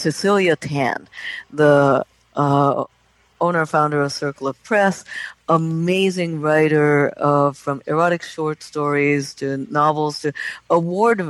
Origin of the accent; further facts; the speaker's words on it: Japan; moved away; Japan is my home country